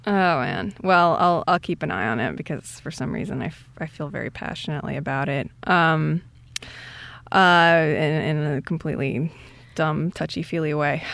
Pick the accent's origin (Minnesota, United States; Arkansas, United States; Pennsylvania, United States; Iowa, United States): Iowa, United States; I'm from Iowa